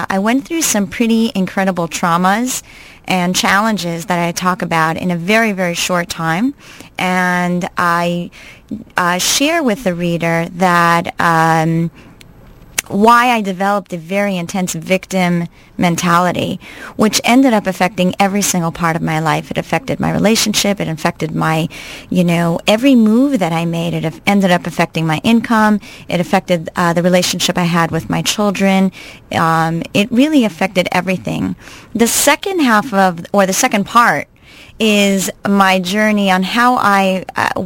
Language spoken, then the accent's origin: English; Montreal, Quebec, Canada; moved away as an adult; also born or lived in New York City, United States / New Jersey, United States; I'm actually originally from Montreal, Canada. I grew up there